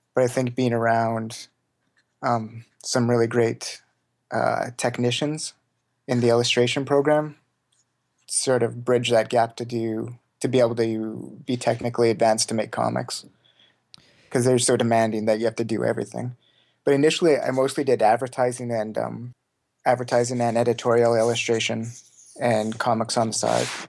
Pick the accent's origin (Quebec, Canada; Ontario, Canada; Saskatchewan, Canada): Saskatchewan, Canada; Saskatoon; Saskatoon, Saskatchewan. It's, like, right in the very middle of Canada.